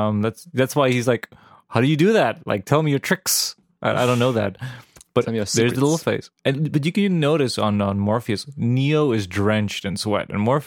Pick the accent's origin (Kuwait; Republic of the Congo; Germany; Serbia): Serbia; moved away; back where I grew up in Serbia